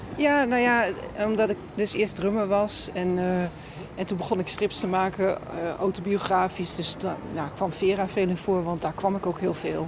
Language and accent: Dutch; Groningen, Netherlands; ik ben een Groningse